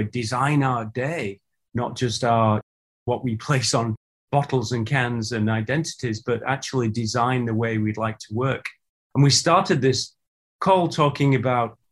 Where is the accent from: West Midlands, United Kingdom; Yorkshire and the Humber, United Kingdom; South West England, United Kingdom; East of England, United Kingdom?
Yorkshire and the Humber, United Kingdom; Huddersfield; the town that I grew up in, you mentioned I'm a northern lad, I'm from Huddersfield in Yorkshire.